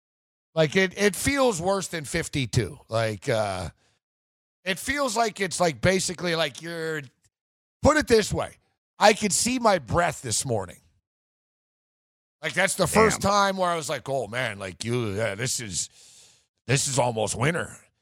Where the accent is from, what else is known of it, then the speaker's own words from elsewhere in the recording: Canada; And I'm Canadian.